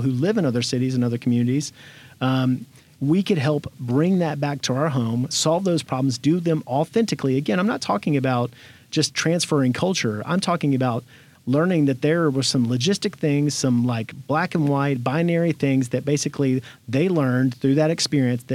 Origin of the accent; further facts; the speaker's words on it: Memphis, Tennessee, United States; I'm from Memphis